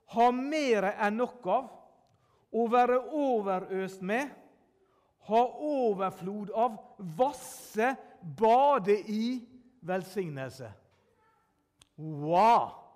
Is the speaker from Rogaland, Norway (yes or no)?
no; Sunnmøre, Møre og Romsdal, Norway; jeg er sunnmøring.